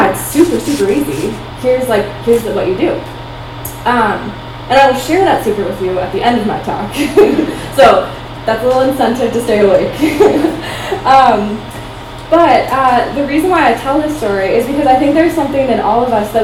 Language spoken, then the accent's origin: English; Iowa, United States; moved away; also born or lived in Minnesota; I grew up in Iowa, and then we moved to Minnesota